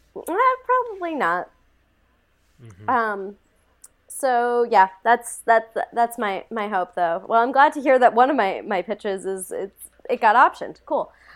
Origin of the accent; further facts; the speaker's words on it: Montana, United States; I am from Montana